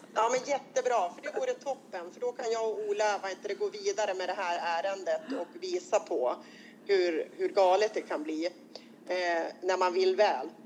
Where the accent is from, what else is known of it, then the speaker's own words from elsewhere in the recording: Robertsfors, Västerbotten County, Sweden; jag kommer från Västerbotten, eh, från Robertsfors kommun